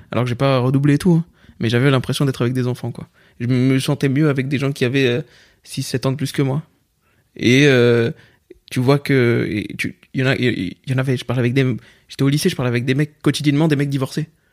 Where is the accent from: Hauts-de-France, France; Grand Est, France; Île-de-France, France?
Île-de-France, France; Pierrefitte-sur-Seine; j'ai grandi à Pierrefitte, Saint-Denis et compagnie